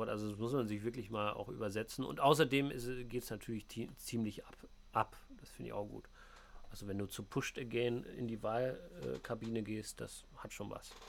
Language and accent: German; East Germany, Germany; Ähm, ja, ich komme halt aus dem Osten, ne?